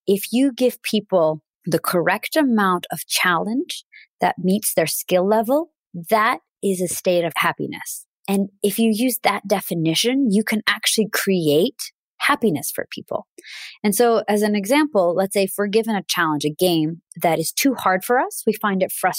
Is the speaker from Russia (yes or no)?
yes; Russia; first language Russian; English is a second language; I'm originally from Russia. So I speak Russian fluently